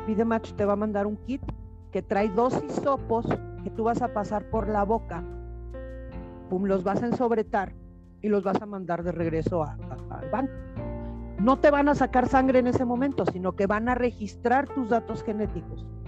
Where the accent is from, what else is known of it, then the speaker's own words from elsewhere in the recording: Jalisco, Mexico; yo soy de Jalisco